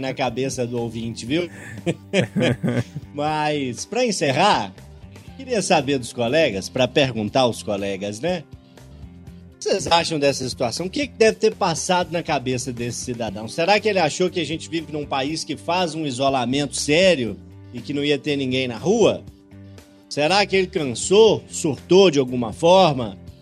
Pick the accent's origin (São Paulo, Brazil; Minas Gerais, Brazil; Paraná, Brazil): Minas Gerais, Brazil; Urucânia; moved away; visito sempre Cardosos, distrito de Urucânia, onde nasci. E embora as coisas tenham mudado da década de 90 para cá, consigo imaginar direitinho o campinho onde eu brincava de futebol, a escola onde eu estudei os meus primeiros